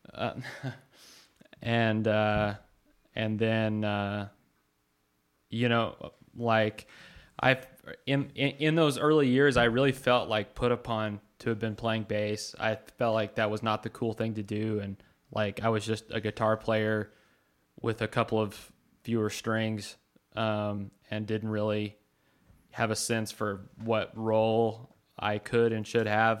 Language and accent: English; Carlsbad, New Mexico, United States; moved away; we're all from Carlsbad, uh, New Mexico, and we don't live there now